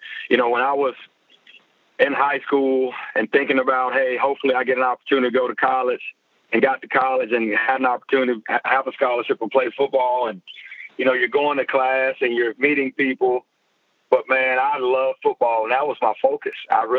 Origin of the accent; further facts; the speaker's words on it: Memphis, Tennessee, United States; Well, you know, I'm originally from Memphis, Tennessee. At least that's where I played high school football. I moved around a good bit when I was younger